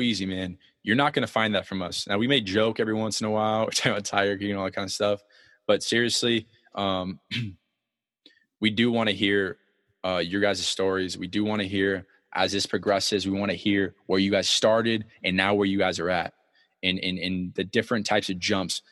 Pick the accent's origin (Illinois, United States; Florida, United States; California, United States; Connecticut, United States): California, United States; San Diego; I come from San Diego